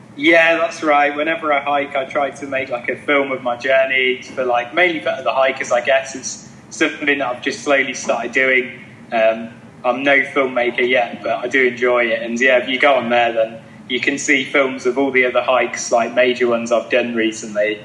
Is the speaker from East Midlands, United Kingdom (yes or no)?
yes; Leicester, East Midlands, United Kingdom; I'm from Leicester in England